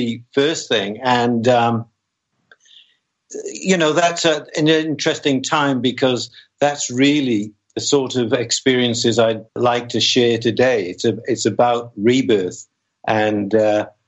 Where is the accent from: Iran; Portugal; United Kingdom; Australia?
United Kingdom; Wales; I was born in Wales